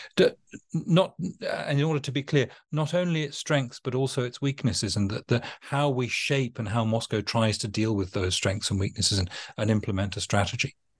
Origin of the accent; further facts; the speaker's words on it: United Kingdom; as a Brit